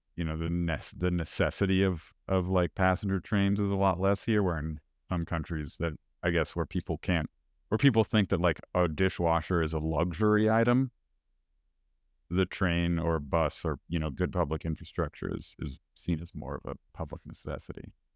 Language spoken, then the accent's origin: English; United States; as an American